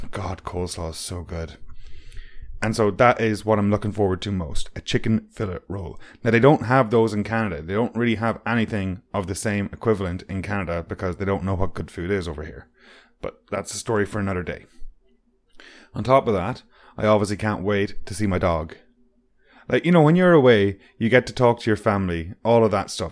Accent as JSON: {"language": "English", "town": "Strandhill", "region": "Connacht", "country": "Ireland", "tie": "born or raised there", "moved": "yes", "said": "Voya is a company in my hometown"}